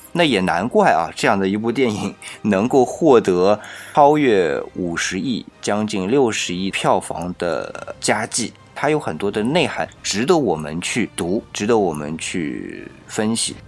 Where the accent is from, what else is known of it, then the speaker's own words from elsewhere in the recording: China; 我们是中国人